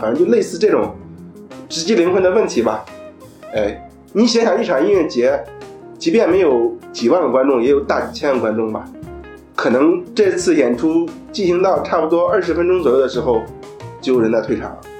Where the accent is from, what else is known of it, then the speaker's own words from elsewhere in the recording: Shijiazhuang, Hebei, China; moved away as an adult; also born or lived in Shanghai; 我作为一个河北人，然后去了上海